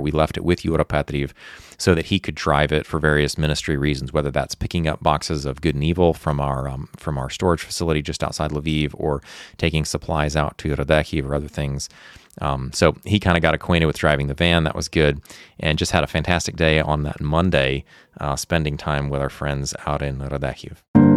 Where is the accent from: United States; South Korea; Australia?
United States; moved away as an adult; also born or lived in Ukraine; I'm an American